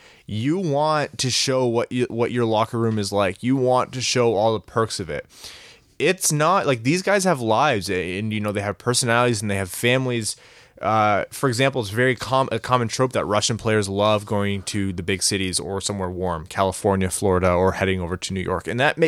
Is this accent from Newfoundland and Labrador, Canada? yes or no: yes; Newfoundland and Labrador, Canada; I'm from Newfoundland and surrounded by Leafs/Habs fans, so you guys keep me sane.